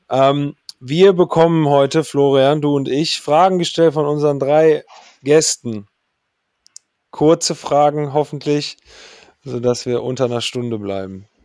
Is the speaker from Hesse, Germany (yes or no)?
no; Nuremberg, Bavaria, Germany; wenn man das in den letzten Jahren so ein bisschen als Nürnberger verfolgt hat.